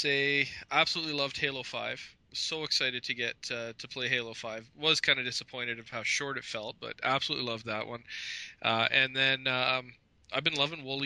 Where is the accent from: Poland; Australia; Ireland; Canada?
Canada; I'm in Canada. I'm Canadian.